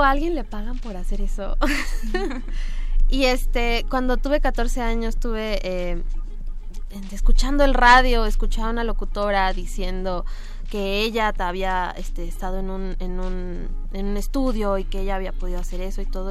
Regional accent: Cuernavaca, Morelos, Mexico; yo soy de Cuernavaca

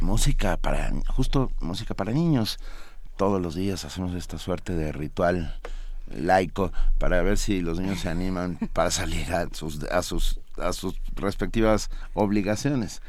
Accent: Mexico City, Mexico; nos determina de muchas maneras como chilangos

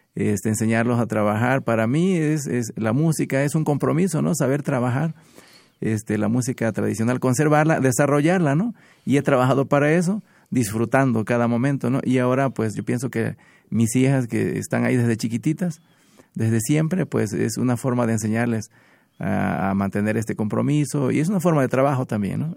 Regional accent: Minatitlán, Veracruz, Mexico; vengo de Minatitlán

